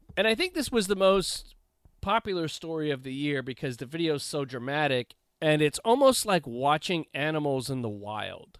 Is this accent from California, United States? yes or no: yes; Los Angeles, California, United States; having grown up in the Los Angeles area, I grew up in the South Bay